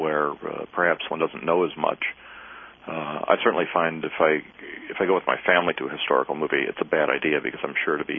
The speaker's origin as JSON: {"language": "English", "region": "Midwest", "country": "United States", "tie": "born or raised there", "moved": "yes", "lives_now": "the South, United States", "said": "Where I grew up in the Midwest"}